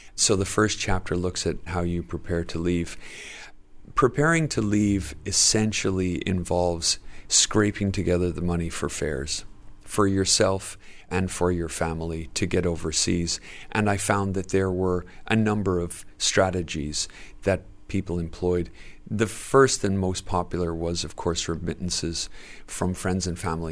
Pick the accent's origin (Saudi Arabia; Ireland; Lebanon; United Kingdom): Ireland; Dublin, Leinster; growing up in Dublin in the seventies and eighties